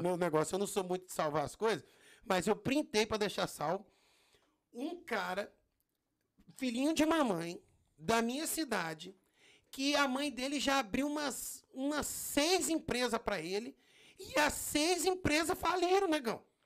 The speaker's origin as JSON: {"language": "Portuguese", "region": "Espírito Santo", "country": "Brazil", "tie": "born or raised there", "also_born_or_lived": "Brasília, Brazil", "moved": "as an adult", "lives_now": "United States", "said": "eu nasci no, no, em Brasília, mas fui criado no Espírito Santo"}